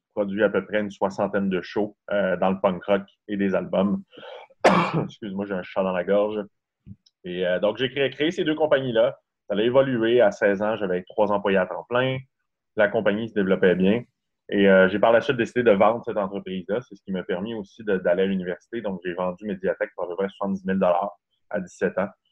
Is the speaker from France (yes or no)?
no; Saint-Félicien, Quebec, Canada; also born or lived in Montreal; now in Quebec City, Canada; Je viens de Saint-Félicien au Saguenay. Et en fait, c'est un tout petit village.